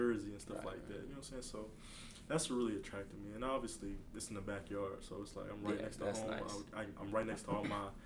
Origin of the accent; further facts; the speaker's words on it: Baton Rouge, Louisiana, United States; I play at my hometown. I play at LSU.